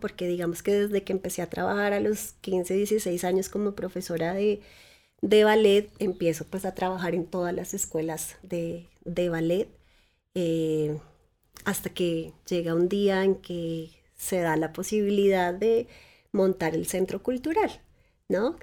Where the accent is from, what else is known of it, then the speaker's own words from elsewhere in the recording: Tabio, Cundinamarca, Colombia; Yo crecí en Tabio, que es un pueblo muy cerca de Bogotá.